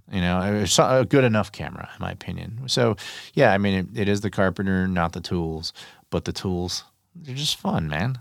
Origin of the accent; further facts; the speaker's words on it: Texas, United States; I'm from Texas, I say y'all